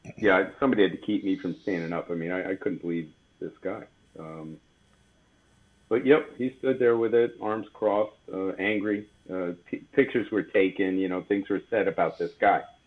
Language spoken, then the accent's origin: English; Bethlehem, Pennsylvania, United States; I'm originally from the Lehigh Valley, Bethlehem. Um, born and raised